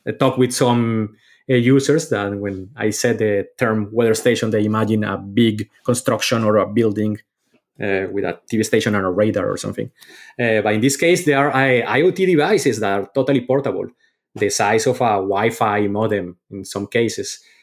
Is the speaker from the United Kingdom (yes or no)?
no; Colombia; moved away; growing up in Colombia